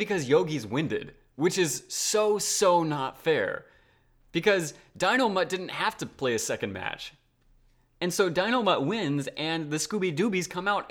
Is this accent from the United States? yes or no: yes; United States; speaking as an American